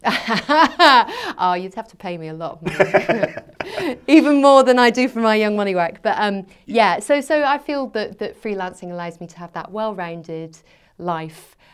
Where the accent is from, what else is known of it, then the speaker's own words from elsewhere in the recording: Scotland, United Kingdom; moved away as an adult; also born or lived in England; I went back to Scotland. I'm from Scotland originally